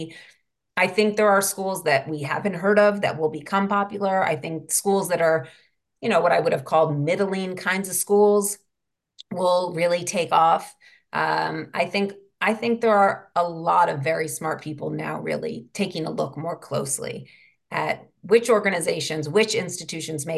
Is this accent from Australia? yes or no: no; New York City, New York, United States; when I was a kid growing up in Manhattan in the 80s and 90s